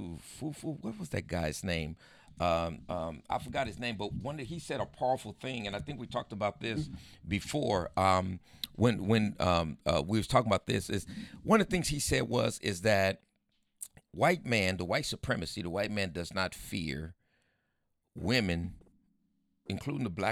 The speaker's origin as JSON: {"language": "English", "town": "San Diego", "region": "California", "country": "United States", "tie": "born or raised there", "also_born_or_lived": "El Centro, California", "said": "came here when I was 2 years old, but this is all I know"}